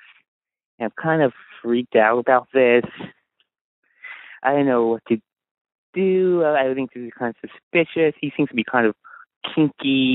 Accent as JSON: {"language": "English", "town": "San Francisco", "region": "California", "country": "United States", "said": "I'm from San Francisco"}